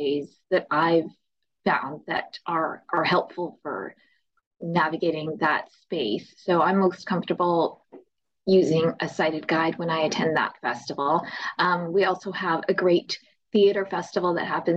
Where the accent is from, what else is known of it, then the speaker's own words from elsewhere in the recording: Winnipeg, Manitoba, Canada; I'm from Winnipeg, Manitoba